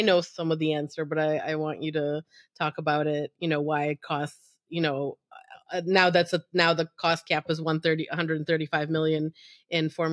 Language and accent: English; United States; as an American